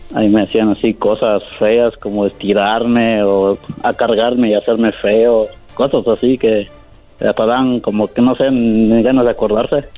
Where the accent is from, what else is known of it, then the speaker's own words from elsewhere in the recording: Puebla, Mexico; soy de Puebla